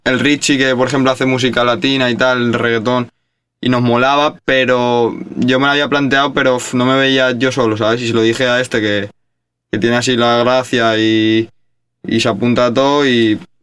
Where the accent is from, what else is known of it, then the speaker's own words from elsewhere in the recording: Valencia, Valencian Community, Spain; somos dos chavales de Valencia